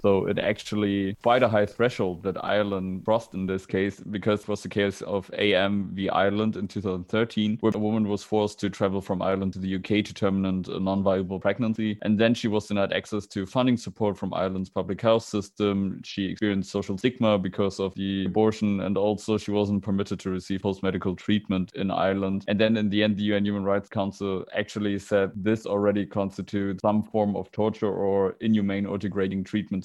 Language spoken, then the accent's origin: English; Germany; I'm from Germany